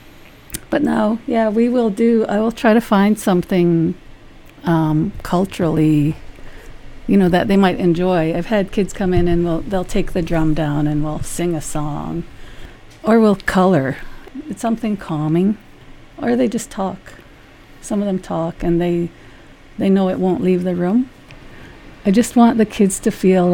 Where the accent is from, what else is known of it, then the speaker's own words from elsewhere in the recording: Cheam First Nation community, British Columbia, Canada; I'm from the Chiactan community